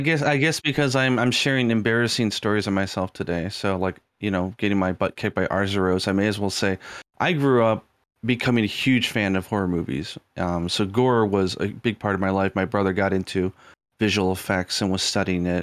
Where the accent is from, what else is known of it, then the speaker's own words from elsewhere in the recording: United States; moved away; I was brought up in America